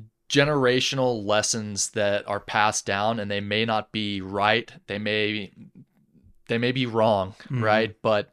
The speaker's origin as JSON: {"language": "English", "town": "Atlanta", "region": "Georgia", "country": "United States", "tie": "born or raised there", "also_born_or_lived": "London, England", "said": "So I was born in London, England in 1991 to a Danish mother and a Texan father. My father was an expat over there and they were living in England, and we moved back and forth between Atlanta, Georgia, and England a few times."}